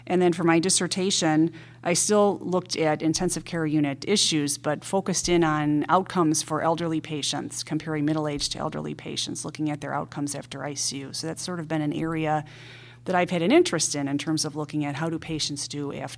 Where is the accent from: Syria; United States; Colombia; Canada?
United States; Ohio; moved away as an adult; now in Chicago, United States; Well, I'm originally from the Midwest, from Ohio, and that's where I have my three-year training degree.